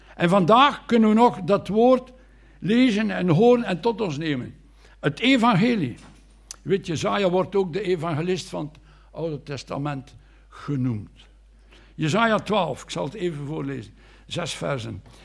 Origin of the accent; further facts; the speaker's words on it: Anderlecht, Brussels-Capital Region, Belgium; moved away as an adult; now in Bruges, Belgium; Ik ben geboren in Brussel, in Anderlecht.